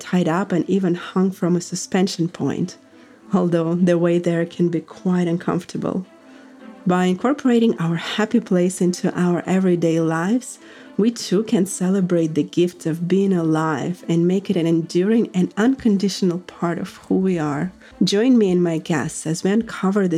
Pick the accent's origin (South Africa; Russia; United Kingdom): Russia; moved away as an adult; now in United States; growing up in Russia, and soon making the American dream come true at the age of 23